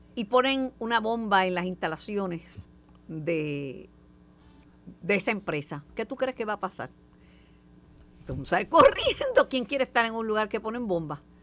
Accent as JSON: {"language": "Spanish", "country": "Puerto Rico", "said": "Como buena boricua"}